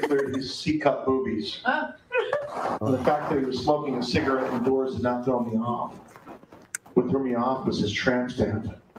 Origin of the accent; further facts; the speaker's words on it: Cleveland, Ohio, United States; also born or lived in Boca Raton, Florida; now in Florida, United States; I'm originally from Cleveland, Ohio.